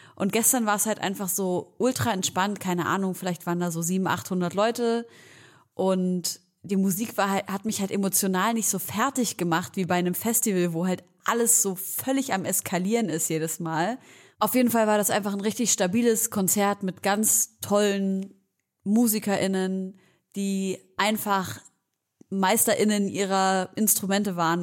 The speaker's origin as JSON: {"language": "German", "town": "Leipzig", "region": "Saxony", "country": "Germany", "tie": "born or raised there", "said": "wir kommen beide aus Leipzig. Wir kommen beide aus Leipzig"}